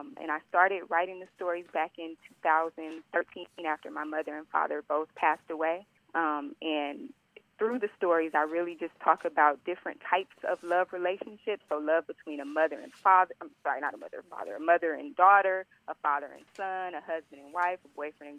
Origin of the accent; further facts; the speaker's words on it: Los Angeles, California, United States; born and raised in Los Angeles, California.